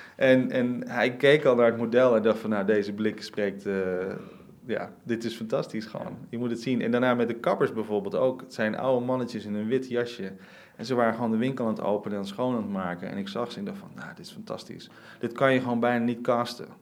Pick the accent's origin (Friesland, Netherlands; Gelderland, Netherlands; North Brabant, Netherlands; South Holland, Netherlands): South Holland, Netherlands; Rotterdam; born or raised there